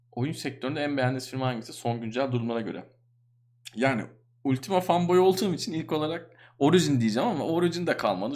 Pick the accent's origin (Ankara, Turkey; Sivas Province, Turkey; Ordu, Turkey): Ankara, Turkey; ben doğma büyüme Ankaralıyım